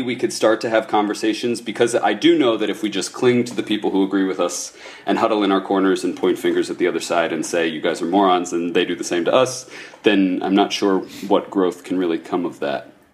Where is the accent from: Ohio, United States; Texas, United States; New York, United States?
Ohio, United States; I'm from Ohio